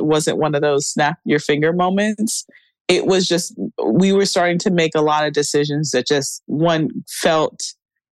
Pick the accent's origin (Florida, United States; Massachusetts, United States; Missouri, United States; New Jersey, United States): Florida, United States; South; growing up in South Florida